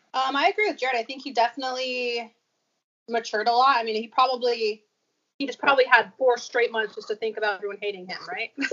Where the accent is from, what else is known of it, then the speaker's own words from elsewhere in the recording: South Carolina, United States; accent: drawl; also born or lived in Idaho; now in Utah, United States; I was born in South Carolina.